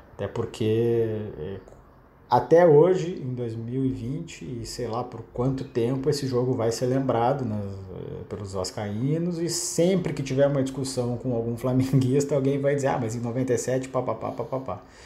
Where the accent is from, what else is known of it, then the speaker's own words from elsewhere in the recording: Porto Alegre, Rio Grande do Sul, Brazil; moved away as an adult; now in Rio de Janeiro, Brazil; Tava em casa, em Porto Alegre, pô. Pra quem não sabe, eu sou gaúcho, tô no Rio desde em 2014